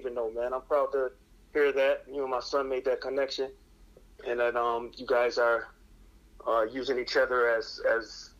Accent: Buffalo, New York, United States; now in Rochester, United States; I grew up in the inner city of Buffalo, New York, attended public schools, throughout my entire educational process from, elementary to high school

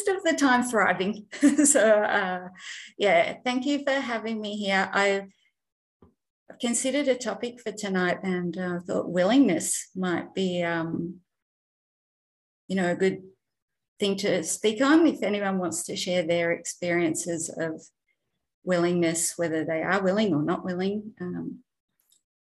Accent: Australia; I'm not from America. I'm an Aussie. I'm in Melbourne.

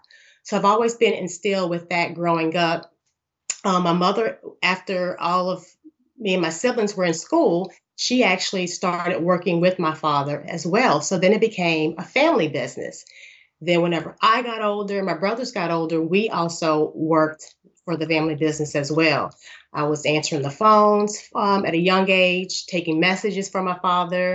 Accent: Louisiana, United States; I live in the United States. I'm from Louisiana.

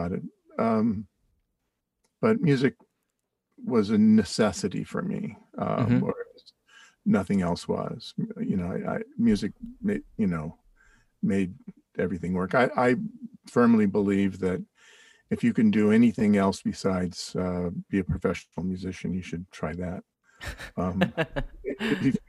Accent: Berkeley, California, United States; also born or lived in New Mexico / Bolinas, California; now in New York, United States; Pretty much in Berkeley, and then for a few years in Bolinas, which is West Marin County.

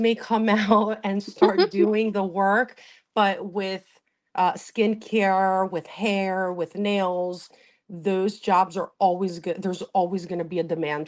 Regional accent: Greece; now in Wynwood, Pennsylvania, United States; I grew up in Greece with my grandparents.

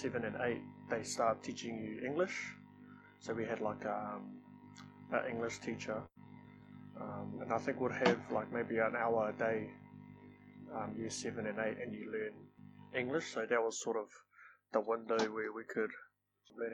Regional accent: Palmerston North, Manawatū-Whanganui, New Zealand; first language Māori; English is a second language; also born or lived in Ruatoki, Bay of Plenty; So I grew up in Palmerston North. Originally, I'm from a little valley in the Eastern Bay of Plenty called Ruatoki

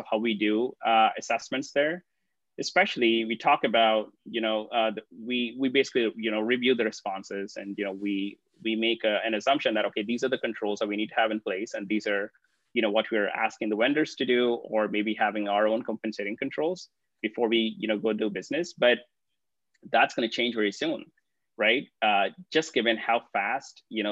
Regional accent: Hyderabad, Telangana, India; a city called Hyderabad. And this happens to be my hometown

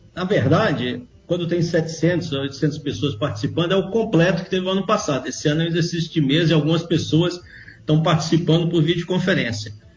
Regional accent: Brazil; Nós somos brasileiros

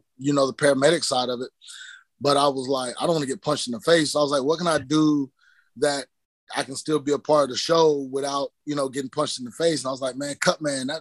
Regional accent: Central Texas, United States; I grew up in Central Texas in a small town

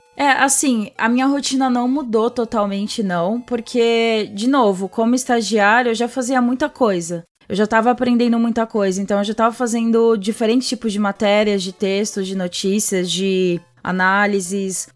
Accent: Santo André, São Paulo, Brazil; moved away as an adult; also born or lived in São Bernardo do Campo; now in São Paulo, Brazil; Eu nasci em São Bernardo do Campo, do A B C Paulista, e cresci a vida inteira em Santo André, que é ali do ladinho de São Bernardo

